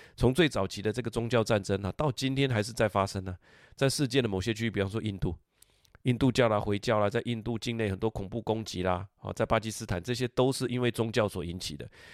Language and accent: Chinese; Taiwan; 我的家乡台湾